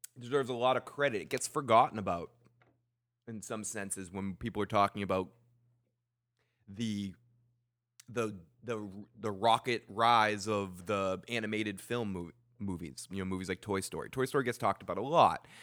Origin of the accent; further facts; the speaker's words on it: Lynn, Massachusetts, United States; I was born in Lynn